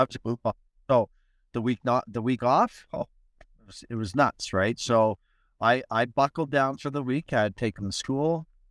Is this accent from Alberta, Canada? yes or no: yes; Edmonton, Alberta, Canada; moved away; I was in Edmonton, my hometown